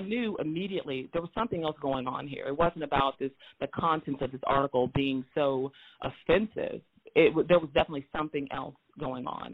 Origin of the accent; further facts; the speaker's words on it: Moberly, Missouri, United States; also born or lived in St. Louis, Missouri; I was born in St. Louis, Missouri, but I grew up in Moberly, Missouri